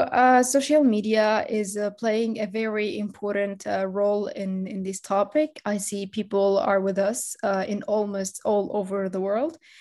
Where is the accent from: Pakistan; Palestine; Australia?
Palestine; Gaza City, Gaza Strip; now in Turkey; I'm a student of international relations, settling in Turkey, but I'm from Gaza City in Palestine